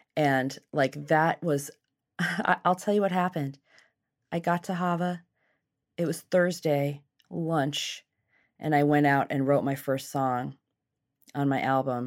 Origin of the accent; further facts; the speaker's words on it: Seattle, Washington, United States; also born or lived in Los Angeles / New York; I was born in Seattle and raised here.